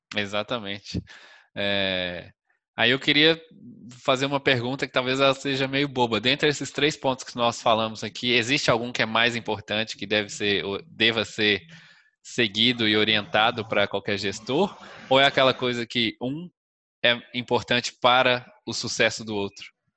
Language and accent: Portuguese; Minas Gerais, Brazil; Minas Gerais, da minha terra